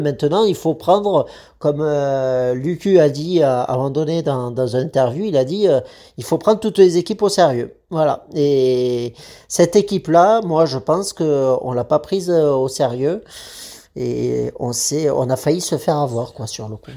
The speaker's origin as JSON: {"language": "French", "country": "France", "said": "on est français"}